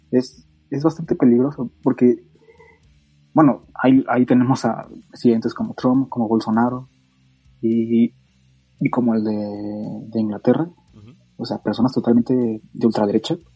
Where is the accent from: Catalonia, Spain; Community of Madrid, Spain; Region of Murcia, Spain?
Catalonia, Spain; Soy falangista, soy catalán y nos han abandonado.